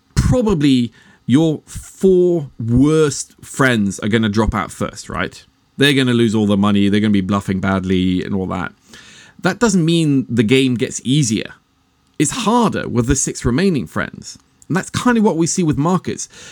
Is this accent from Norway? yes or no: yes; Norway; I'm actually Norwegian